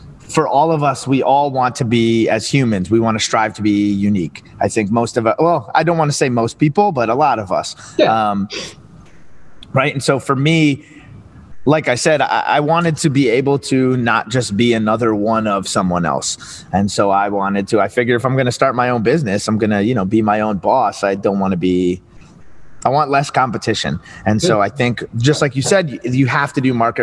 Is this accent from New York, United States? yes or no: yes; New Rochelle, New York, United States; moved away as an adult; also born or lived in Northern New Jersey; now in Philadelphia, United States; I'm from Southern New York, New Rochelle, New York, just north of Manhattan